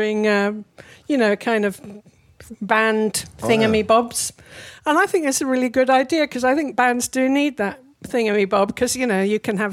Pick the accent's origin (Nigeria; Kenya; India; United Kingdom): United Kingdom; Nottingham, East Midlands; now in London, United Kingdom; I'm from Nottingham.